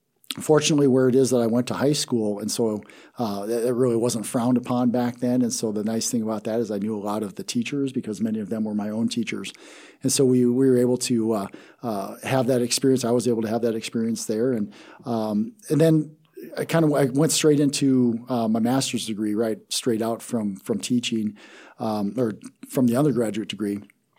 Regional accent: Taber, South Dakota, United States; Yeah, I'm originally from South Dakota. Grew up in a real small town called Taber, South Dakota.

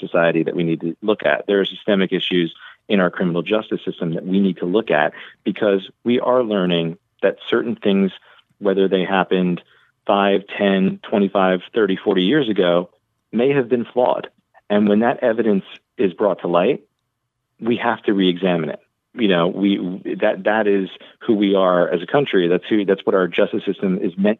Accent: Raleigh, North Carolina, United States; I grew up in Raleigh, North Carolina myself

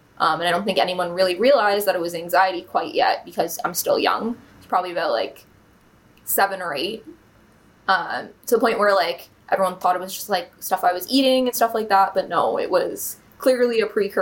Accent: Bowmanville, Ontario, Canada; So I grew up in Bowmanville, was born there

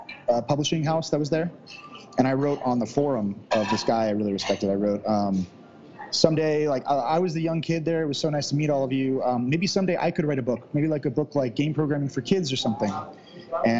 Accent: suburb of Sacramento, California, United States; I grew up in California, small little town, little suburb of Sacramento

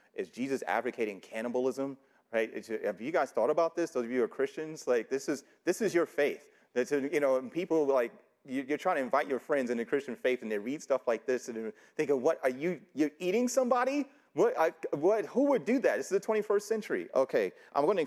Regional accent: New York City, New York, United States; I grew up in New York City

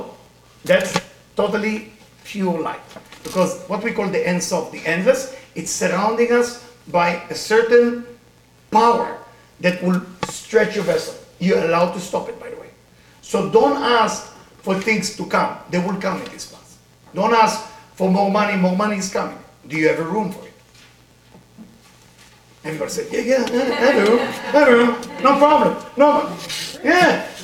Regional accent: Israel; accent: Israeli; English is a second language; now in United States; I grew up in Israel

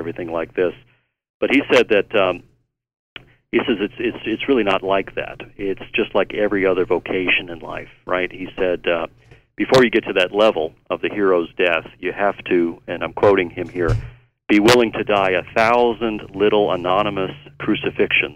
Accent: United States; also born or lived in New York / Maryland / Chicago / Hawaii; now in Irondale, United States; I was born in New York, raised in Virginia and Maryland, also spent some time in Chicago

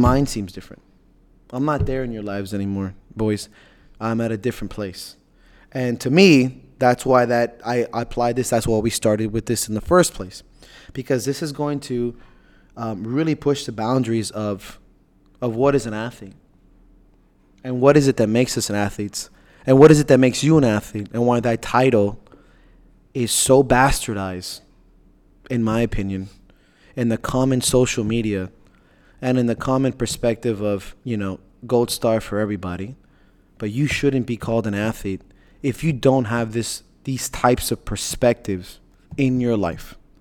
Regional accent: Miami, Florida, United States; I'm from Miami

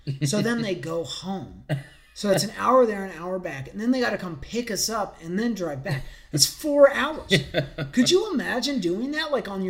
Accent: Forsyth County, Georgia, United States; growing up in Forsyth County, there wasn't really, you know, there wasn't skate parks nearby.

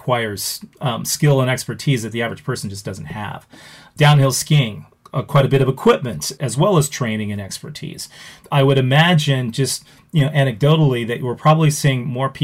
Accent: Los Angeles, California, United States; now in Wisconsin, United States; I grew up in Los Angeles.

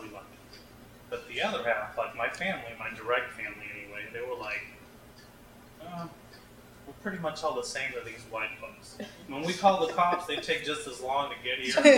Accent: Cambridge, Massachusetts, United States; moved away; I grew up in Cambridge, the town in the Northeast that everybody knows, Harvard

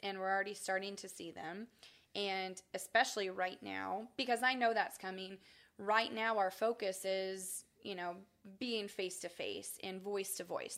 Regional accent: Springfield, Ohio, United States; moved away as an adult; also born or lived in Kentucky; now in Champaign, United States; I grew up in Springfield, Ohio, so okay. I am not a townie. Um, I'm a Buckeye.

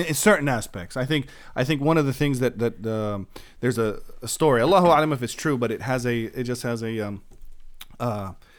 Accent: Jordan; now in United States; I want to see safety and security in my nation of America, in my home country of Jordan.

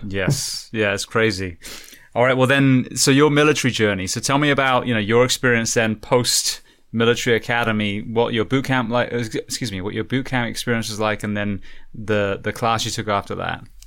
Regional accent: England, United Kingdom; now in United States; I'm, I'm originally from England

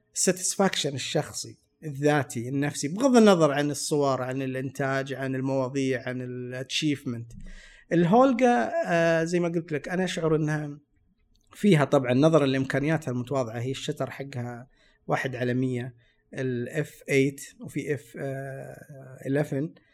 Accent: Saudi Arabia; انا من السعوديه وادرس تصوير

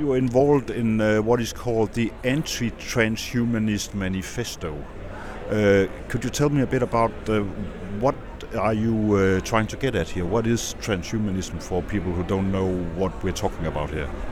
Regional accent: Denmark; my home country, Denmark

